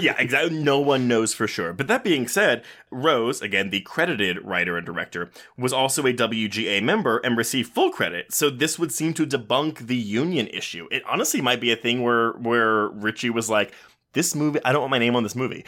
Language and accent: English; Richmond, Texas, United States; the house I grew up in in Richmond, Texas